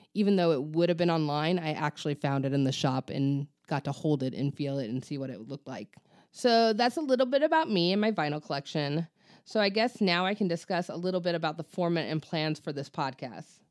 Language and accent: English; Ventura, California, United States; now in Coachella Valley, United States; my hometown of Ventura